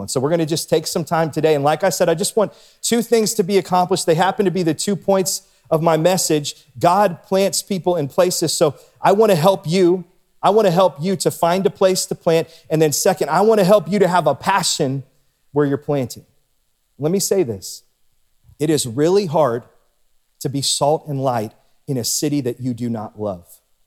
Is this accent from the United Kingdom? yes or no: no; Warren, Ohio, United States; now in Canfield, United States; I grew up in Warren. It was my hometown